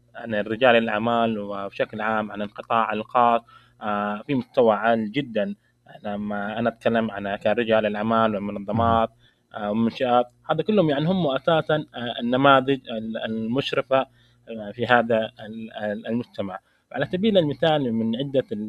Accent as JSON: {"language": "Arabic", "country": "Saudi Arabia", "said": "عندنا في المملكة العربية السعودية"}